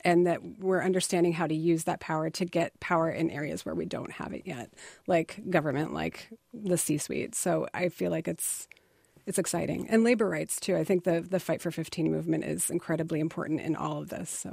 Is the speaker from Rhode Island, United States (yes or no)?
no; Pennsylvania, United States; also born or lived in Indiana; I consider myself a Northeasterner because I grew up from ten on in P